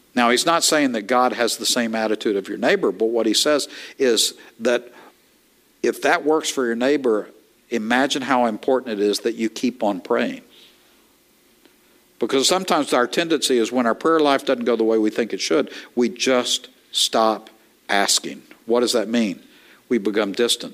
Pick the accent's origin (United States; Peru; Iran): United States; East Texas; I am from East Texas